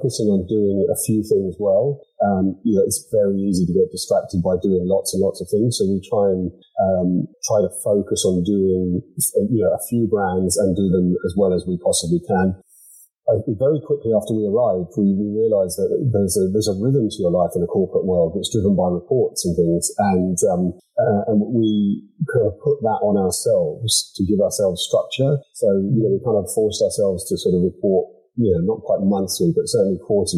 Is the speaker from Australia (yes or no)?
no; England, United Kingdom; now in County Donegal, Ireland; I was born in England and brought up there